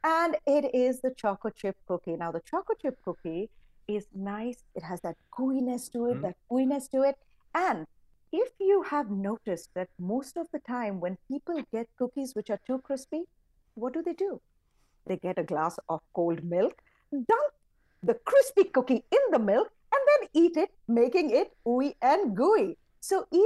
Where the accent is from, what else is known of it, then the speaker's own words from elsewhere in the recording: India; moved away; I grew up in India